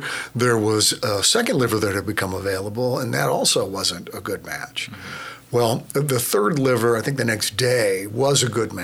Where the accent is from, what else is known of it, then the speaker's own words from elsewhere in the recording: Seattle, Washington, United States; moved away as an adult; I grew up in Seattle.